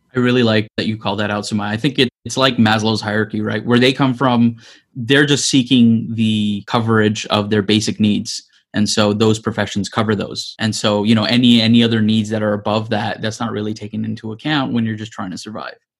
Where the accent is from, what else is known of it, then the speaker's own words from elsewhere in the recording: Greater Toronto Area, Ontario, Canada; I'm from the Greater Toronto Area